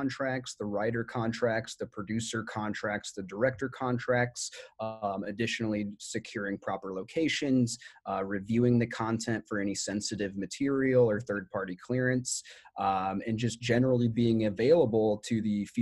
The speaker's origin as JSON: {"language": "English", "region": "Iowa", "country": "United States", "moved": "as an adult", "lives_now": "Los Angeles, United States", "said": "I'm from Iowa originally and moved to Los Angeles in 2011"}